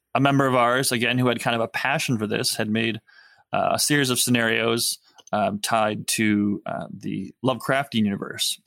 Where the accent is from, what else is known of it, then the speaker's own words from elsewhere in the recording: United States; typical American man